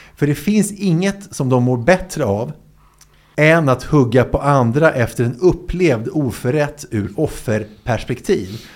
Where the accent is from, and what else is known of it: Sweden